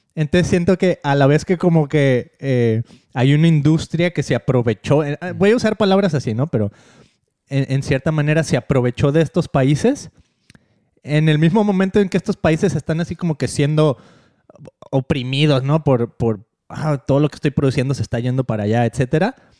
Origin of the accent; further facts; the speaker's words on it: Mexico; moved away; cuando crecí en México